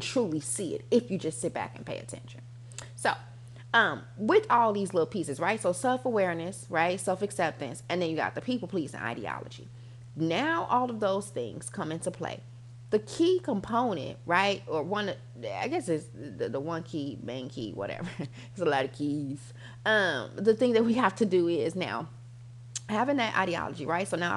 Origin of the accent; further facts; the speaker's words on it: United States; I'm American